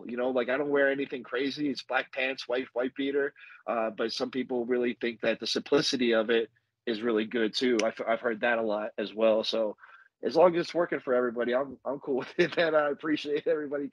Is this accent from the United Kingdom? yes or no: no; Las Vegas, Nevada, United States; also born or lived in New Jersey; I was born in New Jersey, and all my family's from New Jersey. Like, I'm a Jersey kid, but I just grew up out here in Vegas.